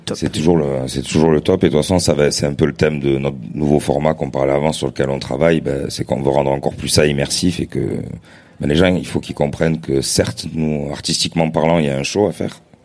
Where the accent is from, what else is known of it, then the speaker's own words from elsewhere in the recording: Marseille, Provence-Alpes-Côte d'Azur, France; en tant que Marseillais